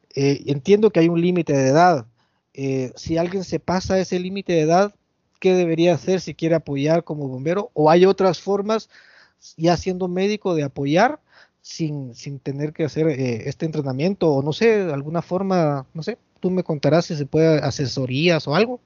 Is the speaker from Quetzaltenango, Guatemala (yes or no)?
no; San Miguel Petapa, Guatemala Department, Guatemala; aquí en mi pueblo, en San Miguel Petapa